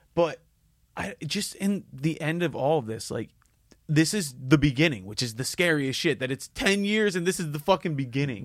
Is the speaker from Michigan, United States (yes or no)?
no; Philadelphia, Pennsylvania, United States; I grew up in Northeast Philly